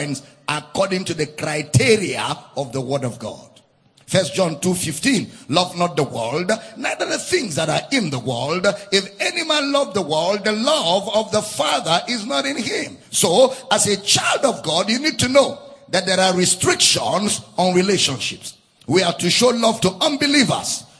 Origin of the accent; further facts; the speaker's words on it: Nigeria; I was born in Nigeria. I grew up in Nigeria